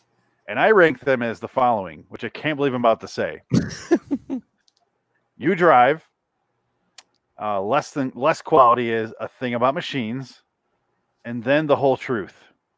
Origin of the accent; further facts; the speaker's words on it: Michigan, United States; I'm from Michigan.